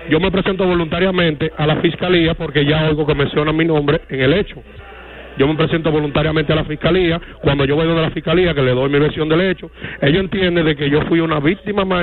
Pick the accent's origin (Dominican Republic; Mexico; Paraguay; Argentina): Dominican Republic; El Embrujo III, Santiago; la comunidad de donde yo nací donde yo me crié